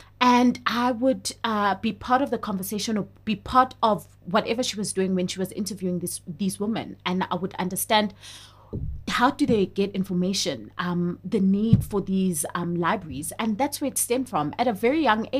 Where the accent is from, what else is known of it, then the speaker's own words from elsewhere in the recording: KwaZulu-Natal, South Africa; I grew up in a very Zulu home. Like, my parents are both Zulu. I'm from KwaZulu-Natal